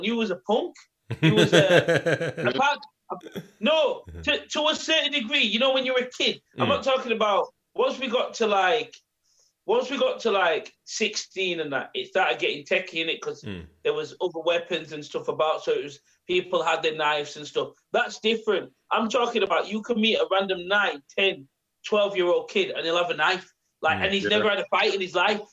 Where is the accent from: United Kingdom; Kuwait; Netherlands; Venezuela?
United Kingdom; England; also born or lived in West Indies; I am English and I've been born in English